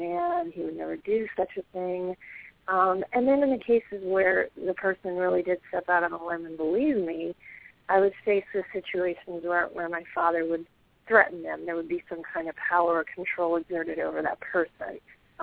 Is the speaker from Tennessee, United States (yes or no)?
no; Washington, District of Columbia, United States; I was born and raised in the suburbs of Washington, D.C., and I grew up in a middle-class family.